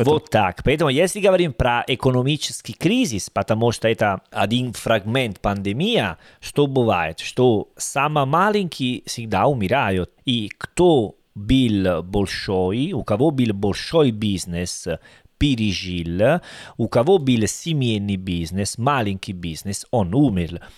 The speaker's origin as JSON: {"language": "Russian", "town": "Salerno", "region": "Campania", "country": "Italy", "second_language": "Russian", "said": "Я из Салерно, это уже юге"}